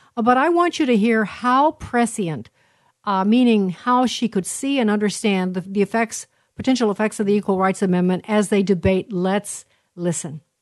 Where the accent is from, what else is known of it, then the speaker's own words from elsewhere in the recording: Illinois, United States; this is my home state, Illinois